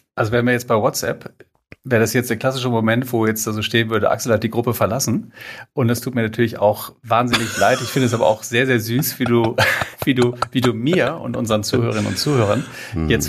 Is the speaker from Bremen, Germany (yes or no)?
no; Minden, North Rhine-Westphalia, Germany; Ich komme aus dem fantastischen Minden in Westfalen.